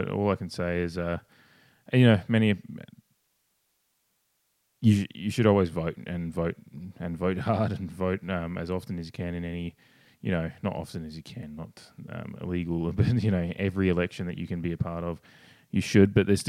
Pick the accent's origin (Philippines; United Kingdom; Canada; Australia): Australia; I'm obviously Australian